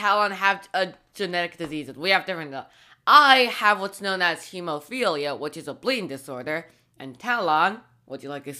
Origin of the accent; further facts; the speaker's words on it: Canada; we're Canadian, and we live in Canada